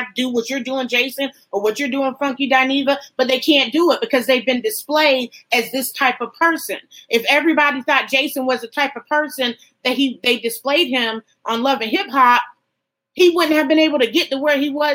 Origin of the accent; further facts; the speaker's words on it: Athens, Georgia, United States; I'm from Athens.